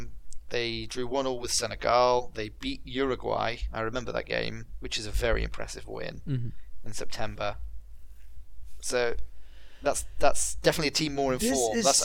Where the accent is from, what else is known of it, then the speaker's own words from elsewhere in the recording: England, United Kingdom; I'm English